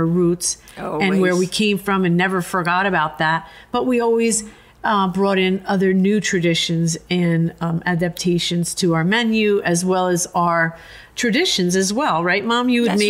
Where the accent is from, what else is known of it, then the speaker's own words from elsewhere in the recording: United States; Growing up in this country, I'm first generation American. You know, I'm Italian, but I'm American